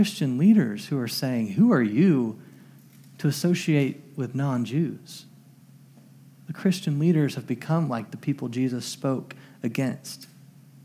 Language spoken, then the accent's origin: English; Springfield, Missouri, United States; my hometown, Springfield, Missouri